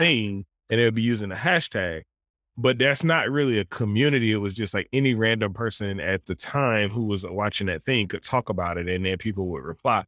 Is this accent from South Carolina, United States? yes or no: no; Southern Alabama, United States; moved away; I grew up in Southern Alabama